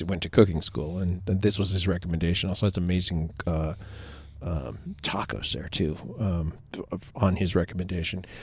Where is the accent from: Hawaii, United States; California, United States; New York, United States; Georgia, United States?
California, United States; I'm from California